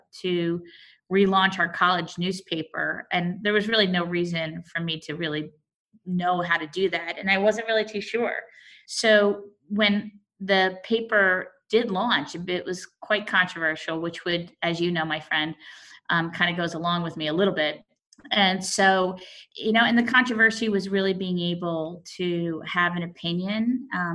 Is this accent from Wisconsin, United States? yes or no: no; South Orange, New Jersey, United States; I grew up here in New Jersey, South Orange